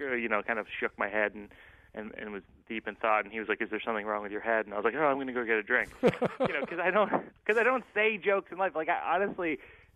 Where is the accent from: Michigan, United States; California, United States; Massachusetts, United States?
Massachusetts, United States; Shrewsbury; where I grew up on Westwood Road